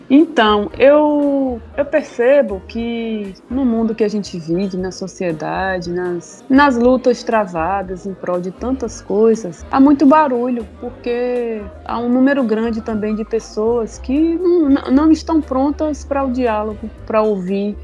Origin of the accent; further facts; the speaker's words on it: Paraíba, Brazil; now in Bahia, Brazil; sou paraibana e vivo na Bahia